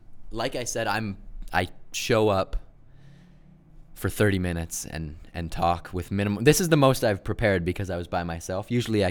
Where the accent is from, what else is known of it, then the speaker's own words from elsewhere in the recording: Canada; I'm a third generation Canadian, but I got a little Germany, a little Russia in me.